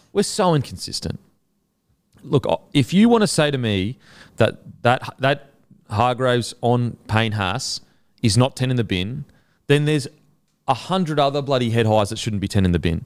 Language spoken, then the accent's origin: English; Queensland, Australia; as a Queenslander